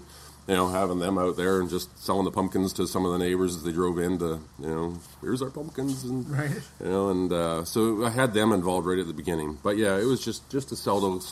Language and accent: English; Kelowna, British Columbia, Canada; moved away as an adult; growing up in Kelowna and seeing a lot of the family activities